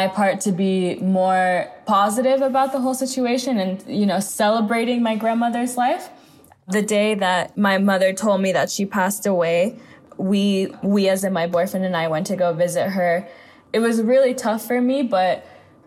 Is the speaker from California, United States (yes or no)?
yes; Los Angeles, California, United States; also born or lived in New York; I grew up in the United States, mostly in Los Angeles